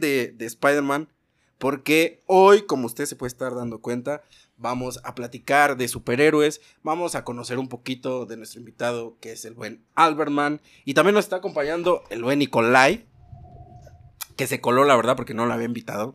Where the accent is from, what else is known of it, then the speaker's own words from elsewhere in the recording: Mexico City, Mexico; also born or lived in Coacalco, State of Mexico; Nací en la Ciudad de México.